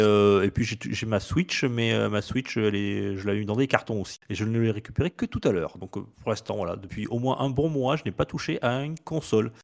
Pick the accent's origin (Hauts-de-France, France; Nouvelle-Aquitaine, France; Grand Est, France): Nouvelle-Aquitaine, France; Périgord; moved away; also born or lived in near Bordeaux; Je n'habite plus à côté de Bordeaux. je suis revenu dans mon pays natal du Périgord